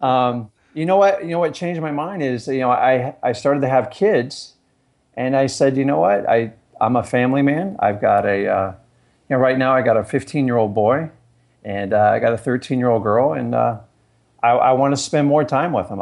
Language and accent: English; Fort Lauderdale, Florida, United States; also born or lived in Stuart, Florida; I grew up down in Fort Lauderdale